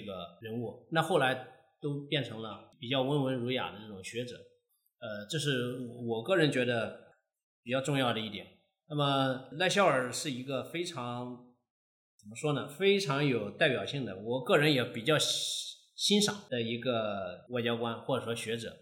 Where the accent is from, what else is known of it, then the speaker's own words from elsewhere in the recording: China; also born or lived in Nagoya, Japan; 日本方面一看我是中国的身份，就拒绝